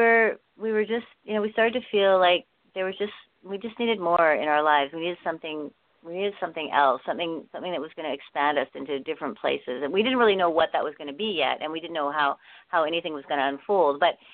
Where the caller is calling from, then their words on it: Vancouver, British Columbia, Canada; Right now I'm in Vancouver. It's Christmas here with my family, and most of my family is resides in Vancouver